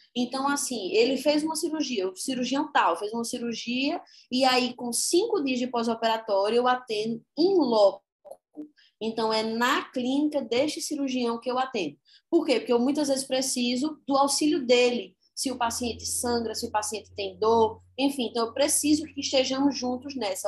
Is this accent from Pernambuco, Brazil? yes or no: yes; Caruaru, Pernambuco, Brazil; como boa caruaruense que sou, natural de Caruaru